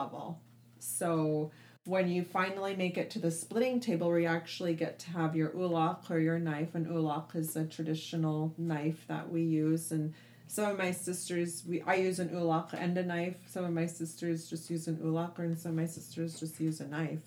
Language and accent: English; Anchorage, Alaska, United States; now in Dillingham, United States; I grew up in Anchorage, and then I would come here and I'd spend my entire summers here in the Bristol Bay region